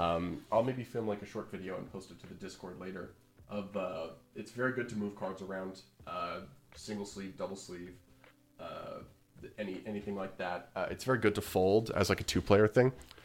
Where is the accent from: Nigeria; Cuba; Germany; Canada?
Canada; enough to send us a mat to Canada, and the owner of Grimoire also was nice enough to cover the import fees as a Canadian.